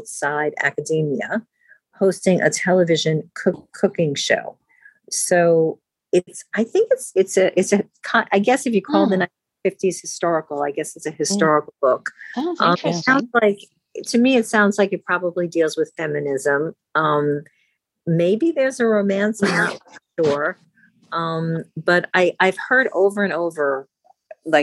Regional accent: New York, United States; accent: New York; also born or lived in Georgia; I'm from New York, but I went to school in Georgia. And when I came home from school, I would be talking with my New York accent

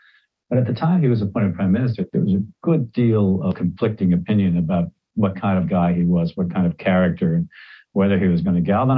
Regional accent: United States; also born or lived in Seattle, United States; now in New York City, United States; as an American

